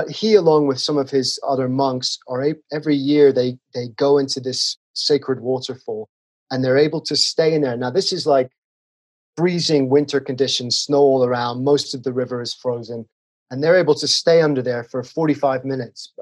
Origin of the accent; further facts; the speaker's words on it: England, United Kingdom; moved away as an adult; now in Colorado, United States; I'm from England.